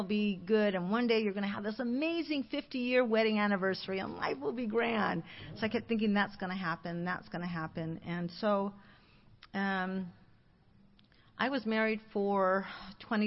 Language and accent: English; Alhambra, California, United States; I grew up in Alhambra, a very small little town